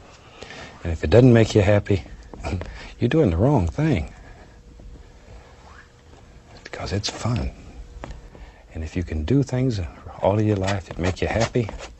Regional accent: Florida, United States; moved away as an adult; also born or lived in Alaska; I was born and raised in Florida

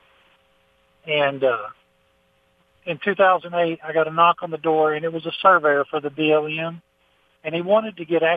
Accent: Texas, United States; as a Texan

